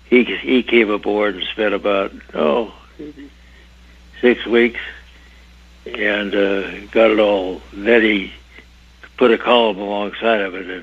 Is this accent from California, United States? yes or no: yes; Salinas Valley, California, United States; I grew up in the Salinas Valley